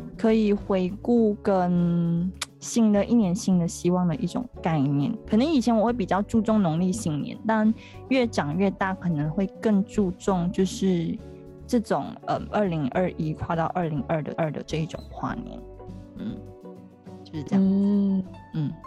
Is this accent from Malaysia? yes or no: yes; Malaysia; 我们是马来西亚人嘛，就一年四季嗯。都是夏天